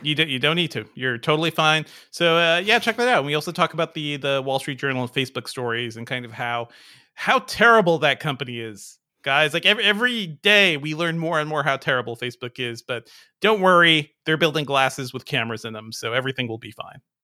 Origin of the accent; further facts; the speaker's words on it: New England, United States; I grew up in New England